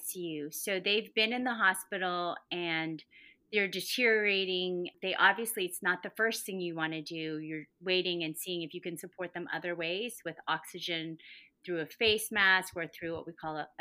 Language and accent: English; Huntington Beach, California, United States; also born or lived in Boston; I am from Huntington Beach originally